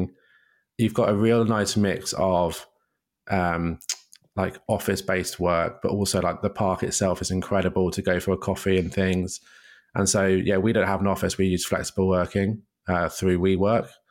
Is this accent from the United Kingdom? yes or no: yes; United Kingdom; moved away as an adult; now in New York, United States